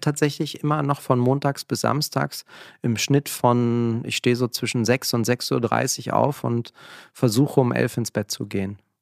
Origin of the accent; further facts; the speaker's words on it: Berlin, Germany; also born or lived in near Frankfurt; wir sind hier gerade in Kreuzberg, wo ich aufgewachsen bin